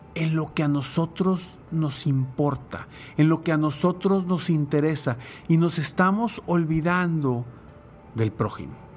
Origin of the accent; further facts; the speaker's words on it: Mexico; como mexicanos